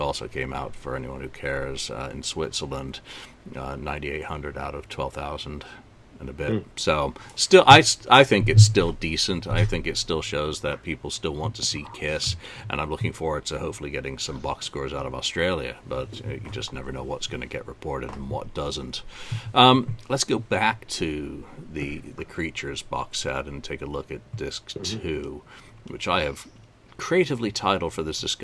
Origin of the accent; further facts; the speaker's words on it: England, United Kingdom; As an Englishman